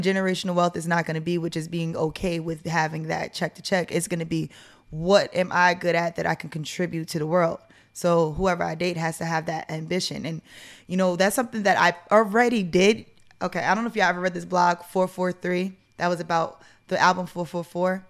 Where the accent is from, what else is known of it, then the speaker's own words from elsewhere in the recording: New York, United States; moved away as an adult; now in Atlanta, United States; I'm from New York